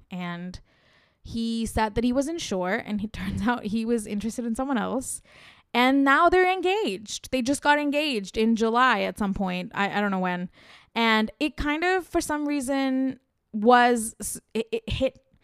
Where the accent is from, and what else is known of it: India